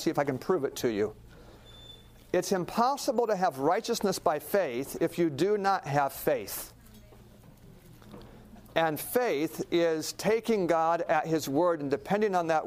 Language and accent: English; Alaska, United States; I grew up in Alaska watching a lot of TV